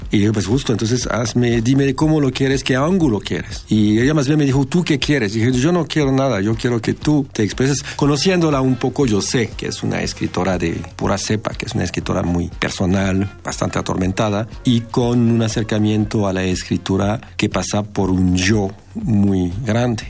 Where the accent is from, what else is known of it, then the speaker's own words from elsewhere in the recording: France; moved away as an adult; now in Mexico; soy francés y radico en México desde hace 23 años